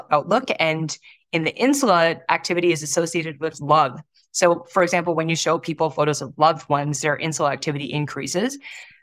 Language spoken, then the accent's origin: English; Toronto, Ontario, Canada; when I was young, I grew up in Toronto, in a suburb of Toronto